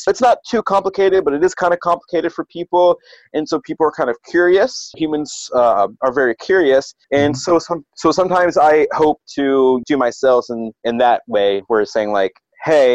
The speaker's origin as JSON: {"language": "English", "region": "Ohio", "country": "United States", "said": "I'm from Ohio"}